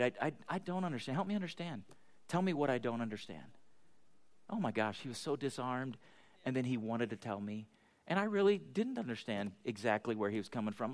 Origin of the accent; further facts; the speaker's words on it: United States; we're American